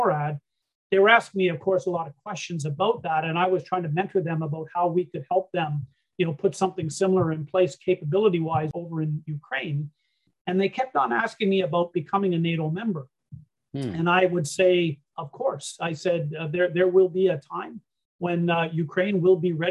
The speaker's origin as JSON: {"language": "English", "country": "Canada", "also_born_or_lived": "Germany", "said": "being a Canadian over in Europe during those days"}